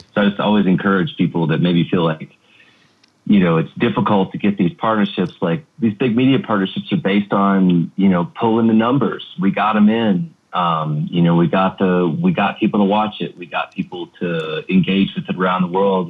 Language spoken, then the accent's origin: English; United States; as an American